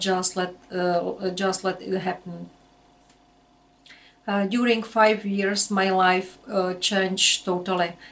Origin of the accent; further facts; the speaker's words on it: Czechia; I'm from Czech Republic.